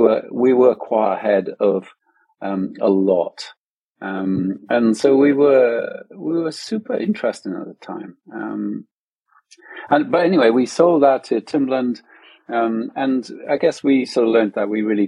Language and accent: English; Wales, United Kingdom; moved away; also born or lived in London; we're from Wales originally